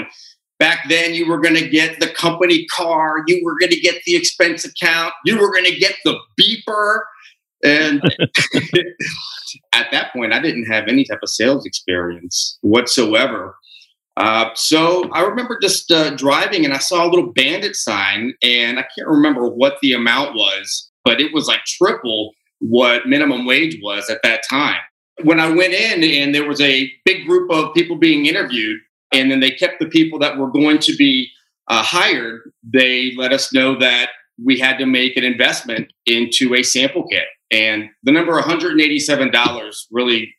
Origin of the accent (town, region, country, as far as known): Tampa, Florida, United States; born or raised there; also born or lived in Cádiz, Spain / New Orleans, Louisiana / Orlando, Florida / Fort Myers, Florida